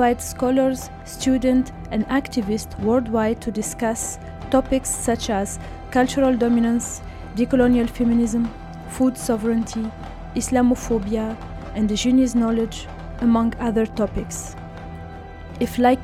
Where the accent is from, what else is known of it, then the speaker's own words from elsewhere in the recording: Tunisia; moved away; also born or lived in Europe; I am from Tunisia